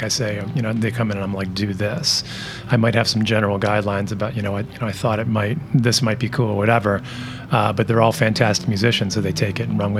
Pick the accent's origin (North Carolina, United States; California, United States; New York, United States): New York, United States; Rochester; Dan Miller and I grew up together in Rochester